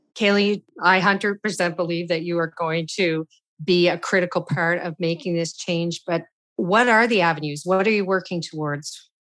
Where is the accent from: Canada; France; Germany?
Canada; as a Canadian